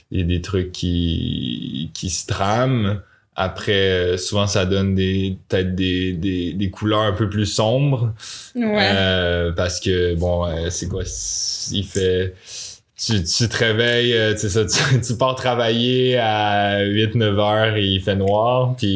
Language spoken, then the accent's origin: French; Montpellier, Occitania, France; j'ai grandi, à Montpellier.